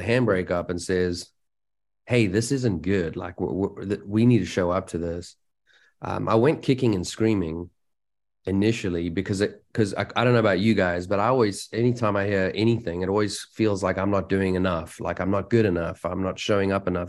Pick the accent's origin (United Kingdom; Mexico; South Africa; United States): South Africa; moved away; I come from South Africa